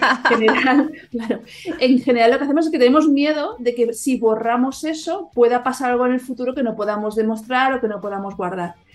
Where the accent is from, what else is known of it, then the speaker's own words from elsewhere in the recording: Catalonia, Spain; yo como soy catalana